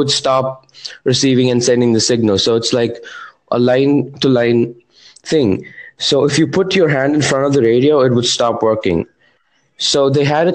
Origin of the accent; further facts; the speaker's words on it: India; I'm from India.